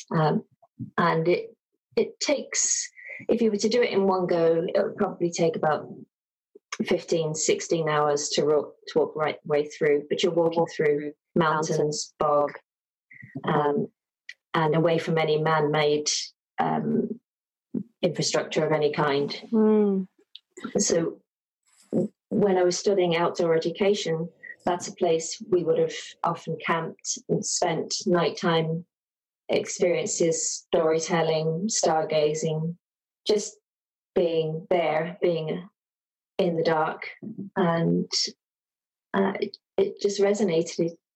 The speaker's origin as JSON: {"language": "English", "region": "London", "country": "United Kingdom", "tie": "born or raised there", "also_born_or_lived": "Dublin / west of Ireland", "moved": "as an adult", "lives_now": "Ireland", "said": "I'm from London originally."}